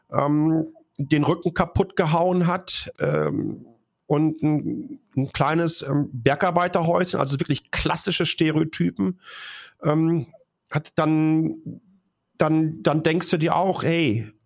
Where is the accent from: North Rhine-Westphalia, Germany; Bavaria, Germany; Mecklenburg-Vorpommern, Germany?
North Rhine-Westphalia, Germany; Ich komme aus einer, ähm, ich komme aus dem Ruhrgebiet, ich komme aus einer Bergbaufamilie.